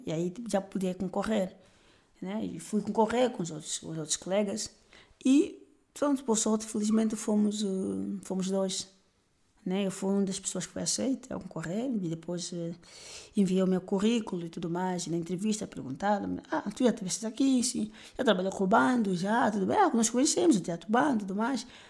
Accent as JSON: {"language": "Portuguese", "town": "Luanda", "region": "Luanda Province", "country": "Angola", "tie": "born or raised there", "also_born_or_lived": "Bengo", "said": "eu sou natural de Luanda."}